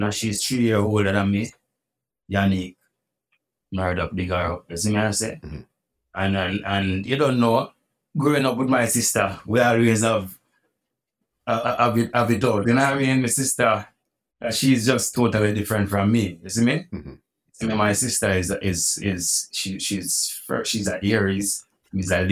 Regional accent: Port Antonio, Portland Parish, Jamaica; moved away as an adult; now in New York, United States; Born and grew up in Portland.

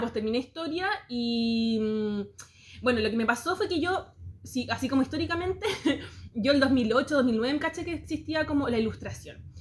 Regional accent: Santiago, Santiago Metropolitan Region, Chile; soy muy santiaguina. Em, crecí acá en Santiago

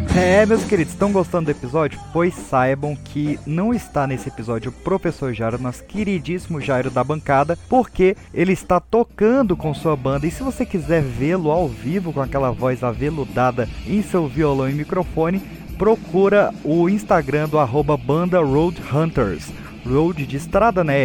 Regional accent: Brasília, Federal District, Brazil; minha terrinha. Vocês permitem eu puxar minha terrinha? terrinha Brasília aqui

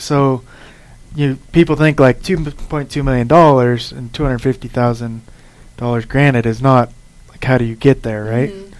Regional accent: Nevada, United States; growing up in Nevada

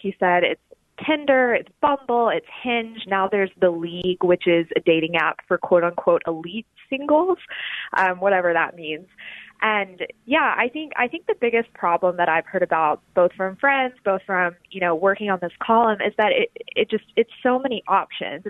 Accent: Alabama, United States; moved away as an adult; also born or lived in New Haven, Connecticut / New York; now in Washington, D.C., United States; I'm from the South. I'm from Alabama

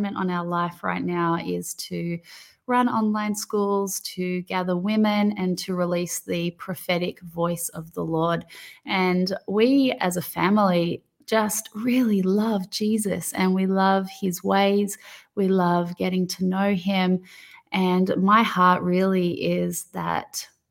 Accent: Australia; accent: thick Aussie; my thick Aussie accent.

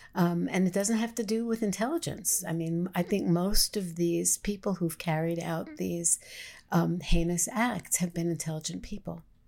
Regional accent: New York City, New York, United States; as a New Yorker present, um, in New York during nine eleven

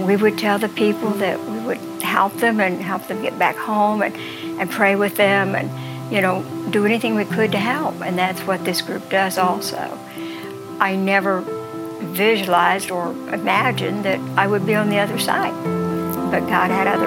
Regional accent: New Bern, North Carolina, United States; I'm from New Bern, North Carolina

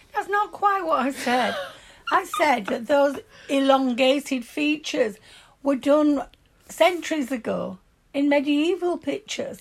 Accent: Yorkshire and the Humber, United Kingdom; accent: broad Yorkshire; My broad Yorkshire accent

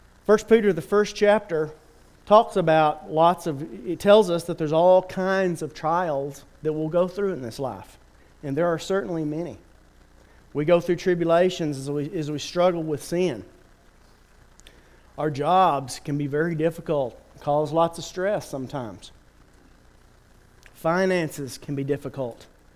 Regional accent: Turkey; I remember growing up in Turkey, there was a city pool.

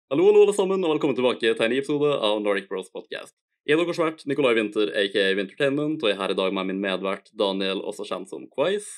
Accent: Ålesund, Møre og Romsdal, Norway; also born or lived in Eide; jeg flytta jo obviously fra Eide når jeg var sånn sju år, noe sånt. Jeg Har bodd i Ålesund basically siden

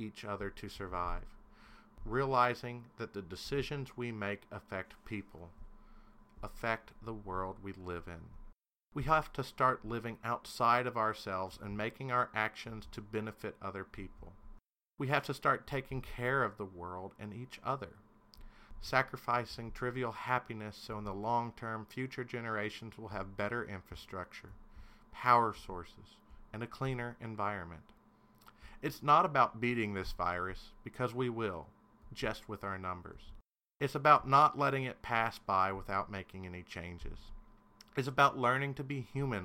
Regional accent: Kentucky, United States; I'm a Kentuckian

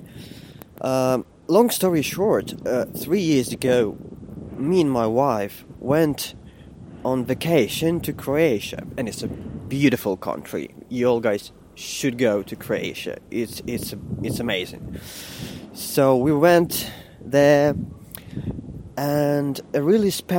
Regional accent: Kyiv, Ukraine; moved away as an adult; now in Moscow, Russia; I am Ukrainian and I was born in Kiev, the capital of Ukraine.

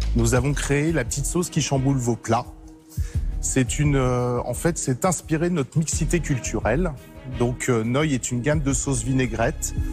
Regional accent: Saint-Lô, Normandy, France; Comme Julie, nous venons de Saint-Lô en Normandie

